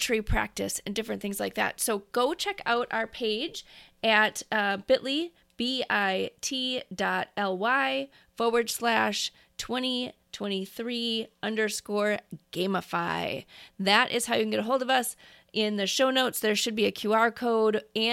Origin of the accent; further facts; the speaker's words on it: Midwest, United States; I'm from the Midwest.